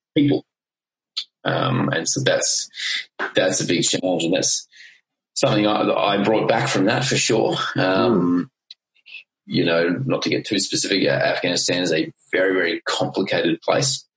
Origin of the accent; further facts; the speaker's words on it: Queensland, Australia; I grew up in Queensland